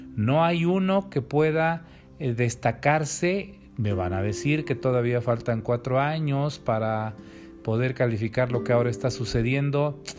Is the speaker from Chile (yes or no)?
no; Mexico; como pueblo, como mexicanos